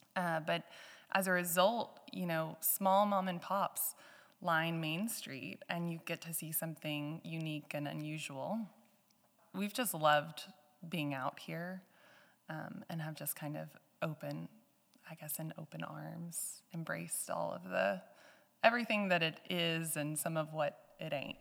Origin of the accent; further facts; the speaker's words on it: Georgetown, Texas, United States; also born or lived in Canada; now in Johnson City, United States; I've, I've grown up in Central Texas, um, as, as Seth, and we met back in our hometown of Georgetown